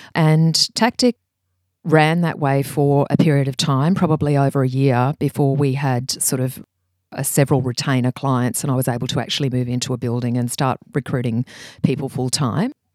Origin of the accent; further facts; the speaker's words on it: Brisbane, Queensland, Australia; I grew up in Brisbane, and that's where I worked